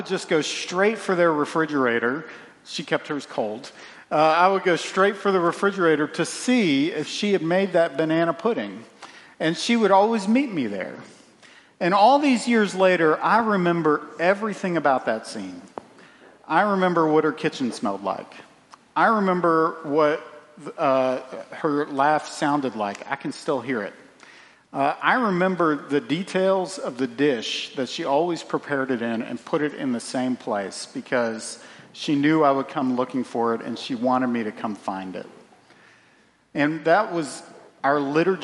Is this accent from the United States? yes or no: yes; Central Virginia, United States; I grew up in Central Virginia